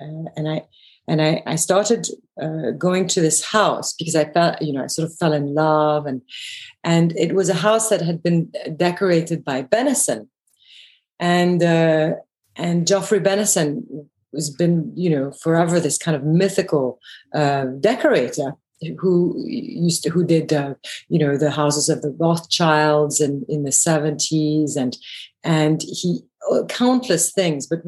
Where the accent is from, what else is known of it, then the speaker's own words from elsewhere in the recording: Belgium; moved away; also born or lived in England / London / Paris; I grew up in Belgium